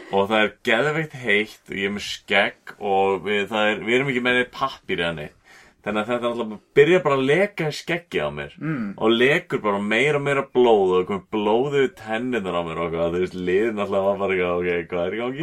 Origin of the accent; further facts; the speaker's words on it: Iceland; fólk heyrir á sér frá Íslandi